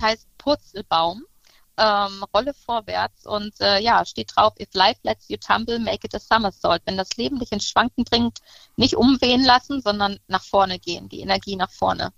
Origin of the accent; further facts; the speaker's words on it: Münsterland, North Rhine-Westphalia, Germany; ich komme aus dem Münsterland